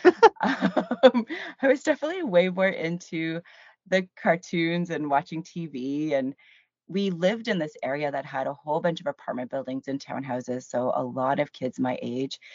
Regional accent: Cambridge, Ontario, Canada; also born or lived in Hamilton, Ontario / St. Catharines, Ontario; Technically, I was born in Hamilton, Ontario, and I say technically 'cause I was raised in Cambridge

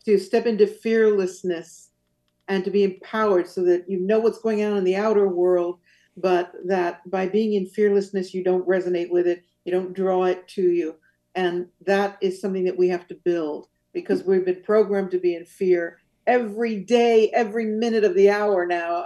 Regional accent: San Francisco Bay Area, California, United States; moved away as an adult; also born or lived in Rome, Italy; now in Azores, Portugal; I grew up in the uh, San Francisco Bay Area.

